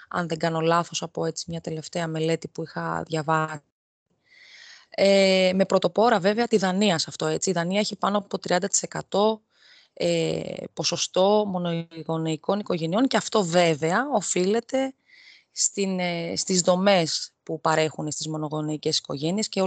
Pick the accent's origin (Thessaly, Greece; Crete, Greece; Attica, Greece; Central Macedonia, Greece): Attica, Greece; Athens; moved away as an adult; now in Rhodes, Greece; ενώ κατάγομαι από την Αθήνα, έχω γεννηθεί, έχω μεγαλώσει στην Αθήνα από το 23ο έτος ηλικίας μου και μετά, δηλαδή μετά το πτυχίο μου στην ουσία, ε, μετακόμισα στη Ρόδο